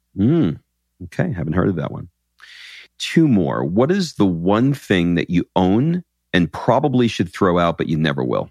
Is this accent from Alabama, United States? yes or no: no; New York, United States; now in Atlanta, United States; I grew up in New York